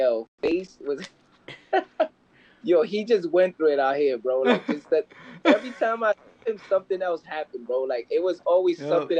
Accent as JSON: {"language": "English", "town": "New York City", "region": "New York", "country": "United States", "said": "I'm from Brooklyn."}